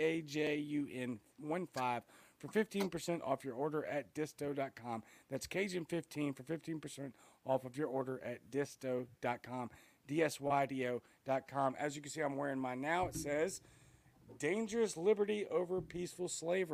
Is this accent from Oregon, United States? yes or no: no; Louisiana, United States; now in Mississippi, United States; I'm from Louisiana